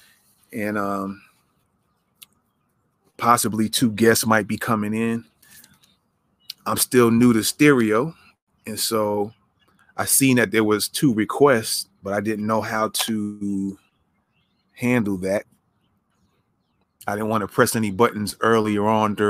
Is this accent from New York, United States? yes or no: yes; New York, United States; New York, my home state